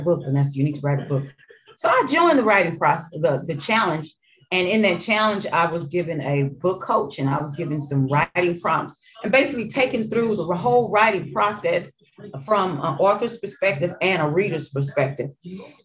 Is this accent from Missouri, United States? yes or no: yes; St. Louis, Missouri, United States; born or raised there; accent: Mississippi accent mixed in with Arkansas and my hood accent